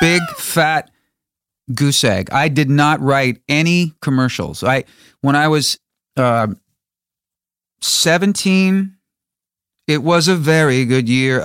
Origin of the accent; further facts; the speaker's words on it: Chicago, Illinois, United States; my hometown of Chicago